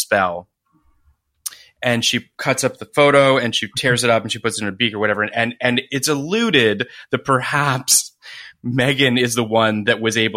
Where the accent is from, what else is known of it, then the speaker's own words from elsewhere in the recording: Canada; I am Canadian like Scott Speedman